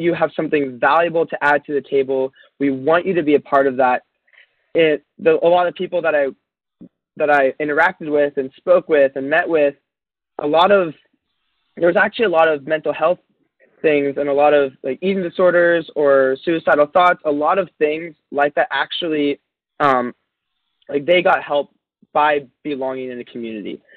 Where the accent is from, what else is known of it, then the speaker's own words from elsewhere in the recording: Encinitas, California, United States; I'm from Encinitas, California, which, if you don't know, that's this quirky little beach town by San Diego.